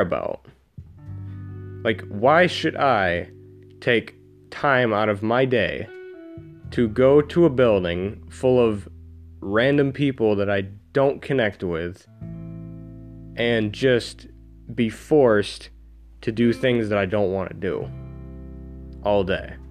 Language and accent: English; New York, United States; I'm from New York, and The education system here is very backwards